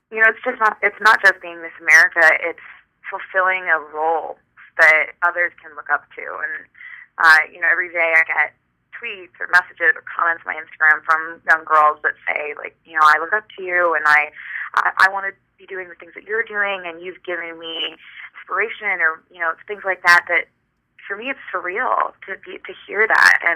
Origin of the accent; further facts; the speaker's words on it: California, United States; now in New York, United States; I'm originally from California, so I'm used to cross country flights